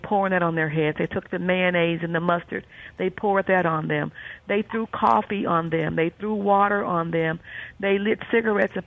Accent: Winona, Mississippi, United States; as a child growing up in Mississippi, about an hour from Jackson, if I wanted to go to my little small town cafe, which was downtown Winona

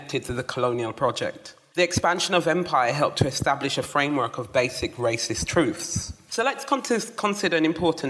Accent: Jamaica; also born or lived in London; now in England; I was born in London and raised in the mountains of Jamaica

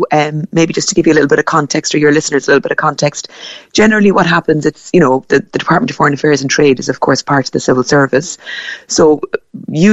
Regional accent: Ballincollig, Munster, Ireland; moved away as an adult; now in Nairobi, Kenya; I grew up in Ballincollig

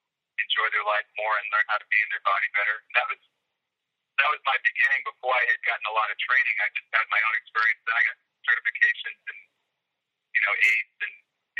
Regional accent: Boston, Massachusetts, United States; I grew up in the Boston area.

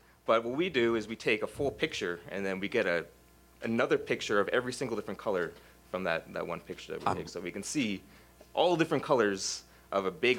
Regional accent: Toronto, Ontario, Canada; I grew up in Toronto.

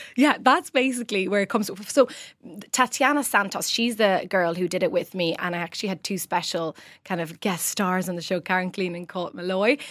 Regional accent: Rome, Lazio, Italy; moved away as an adult; now in Ireland; I grew up in the centre of Roman Trastevere, a lovely area

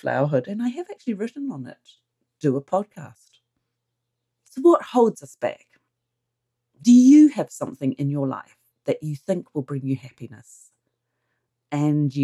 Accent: New Zealand; I'm a Kiwi, and here in New Zealand people surf.

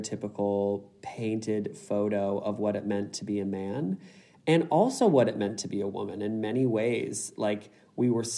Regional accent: United States; now in Sydney, Australia; as an American

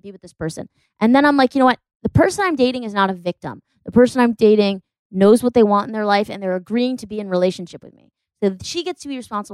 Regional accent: Connecticut, United States; now in Los Angeles, United States; I'm from Connecticut, East Coast

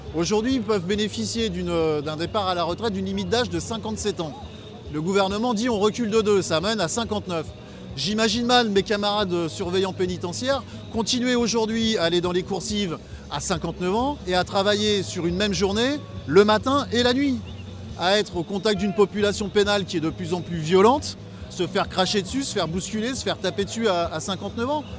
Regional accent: United States; French is a second language; now in France; je viens des États-Unis

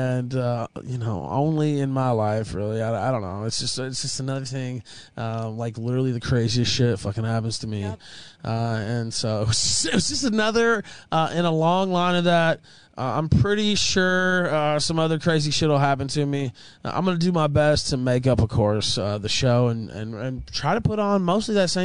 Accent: the South, United States; moved away; I'm from the South

